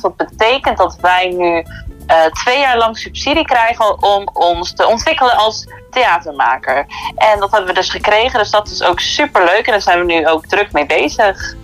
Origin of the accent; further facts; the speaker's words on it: Kruiningen, Zeeland, Netherlands; moved away; ik kom uit Kruiningen